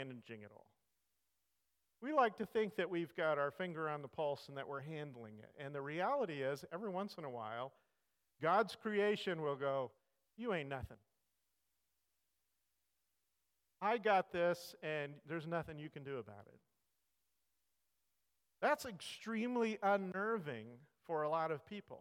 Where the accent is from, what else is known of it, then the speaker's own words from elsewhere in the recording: California, United States; I grew up in California. I grew up not that far from the fault line in California